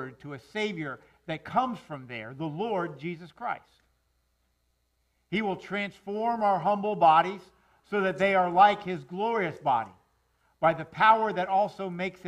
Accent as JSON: {"language": "English", "town": "Miami", "region": "Florida", "country": "United States", "tie": "born or raised there", "said": "I'm a South Florida boy. I mean, I grew up in Miami."}